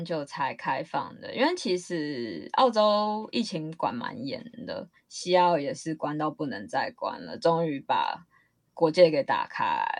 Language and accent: Chinese; Taiwan; moved away as an adult; now in Perth, Australia; 我们台湾人